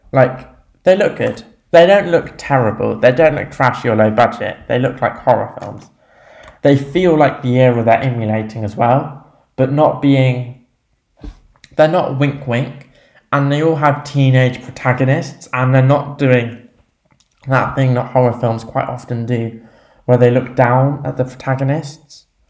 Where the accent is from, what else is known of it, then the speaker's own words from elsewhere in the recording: England, United Kingdom; being English